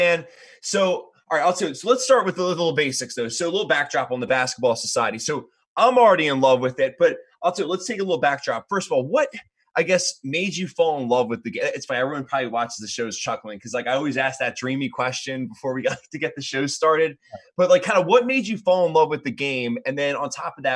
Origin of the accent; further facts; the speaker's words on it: Philadelphia, Pennsylvania, United States; growing up in Philadelphia area